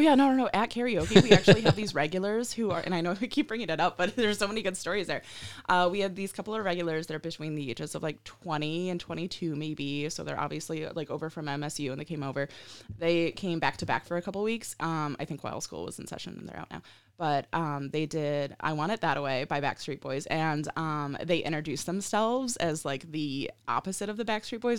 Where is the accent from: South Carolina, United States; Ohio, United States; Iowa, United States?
Ohio, United States; moved away; also born or lived in Colorado / Michigan; I'm from the Midwest, right? I'm from Ohio, and I'm currently in Colorado.